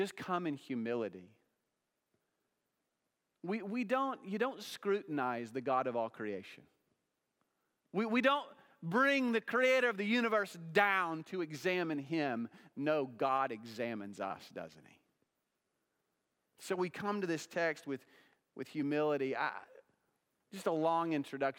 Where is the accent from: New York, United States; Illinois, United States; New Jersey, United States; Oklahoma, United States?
Oklahoma, United States; I was born in Oklahoma